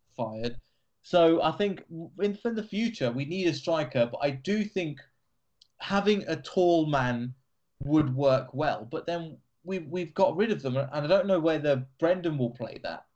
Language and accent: English; Leicester, East Midlands, United Kingdom; an Asian guy growing up in Leicester